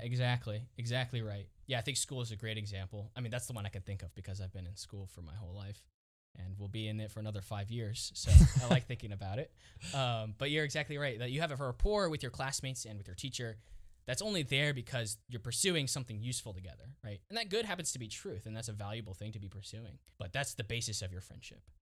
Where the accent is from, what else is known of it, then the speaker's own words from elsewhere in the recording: Dallas, Texas, United States; moved away as an adult; now in St. Louis, United States; I'm originally from Dallas